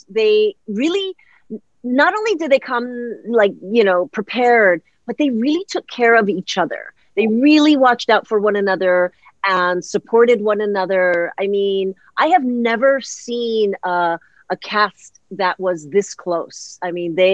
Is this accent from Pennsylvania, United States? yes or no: no; Hawaii, United States; accent: pidgin English; first language Hawaiian Pidgin; moved away; going back home to Hawaii, uh, it was so special to be able to shoot there. Um, you know, this was the first time that I actually got to use my pidgin English, which is I call my first language. and and use Hawaiian. You know, I, I, I went to an all Hawaiian school, but I never actually got to learn Hawaiian